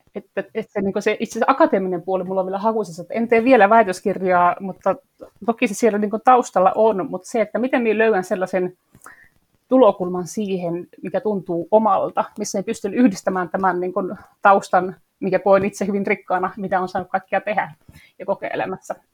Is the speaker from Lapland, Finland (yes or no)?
yes; Torne Valley, Lapland, Finland; moved away as an adult; also born or lived in Sweden / southern Finland; now in Lapland, Finland; Olen täältä Torniolaksosta kotoisin, mä olen Ruotsin puolella syntynyt ja Suomen puolella käynyt kouluun